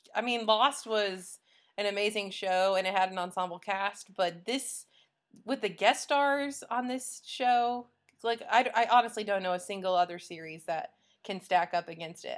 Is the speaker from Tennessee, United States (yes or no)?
no; Illinois, United States; I'm from Illinois